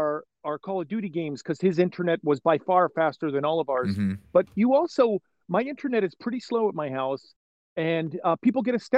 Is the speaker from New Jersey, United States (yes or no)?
no; New York area, United States; moved away; I'm originally from the New York area, so I love anybody who's got sort of a thick New York accent.